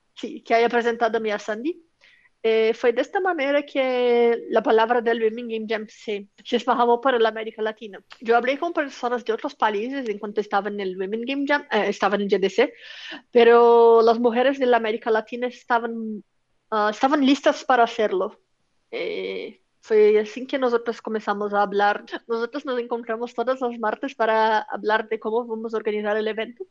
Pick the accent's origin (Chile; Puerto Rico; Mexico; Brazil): Brazil; Spanish is a second language; yo soy brasileña